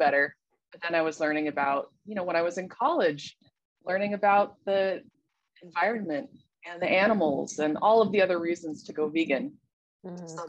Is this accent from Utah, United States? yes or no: yes; Salt Lake City, Utah, United States; I'm originally from Salt Lake City, Utah, and I live here now.